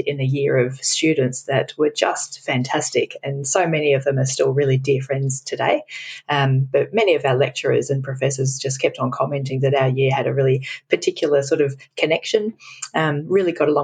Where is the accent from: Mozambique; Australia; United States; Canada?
Australia; Melbourne, Victoria; also born or lived in Brisbane, Australia / United Kingdom; I was born in Melbourne, Australia, which is where I live now